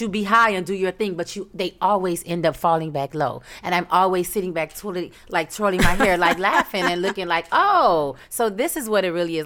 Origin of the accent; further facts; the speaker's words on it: Miami, Florida, United States; I'm from Miami, three oh five